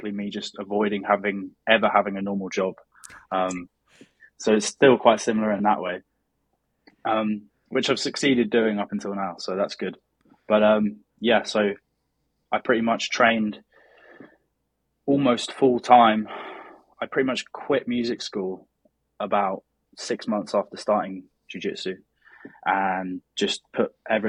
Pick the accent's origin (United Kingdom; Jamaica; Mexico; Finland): United Kingdom; Brighton, South East England; I'm from Brighton in the south of England, which is basically 1 hour south of London.